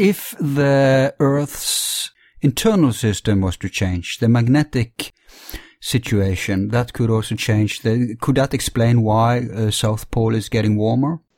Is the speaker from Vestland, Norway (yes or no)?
yes; Bergen, Vestland, Norway; my hometown, Bergen